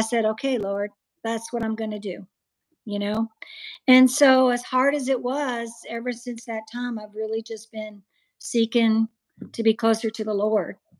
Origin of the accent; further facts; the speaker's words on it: Iowa, United States; also born or lived in Georgia; now in Arizona, United States; I was born and raised in Iowa in a Calvinist family, reformed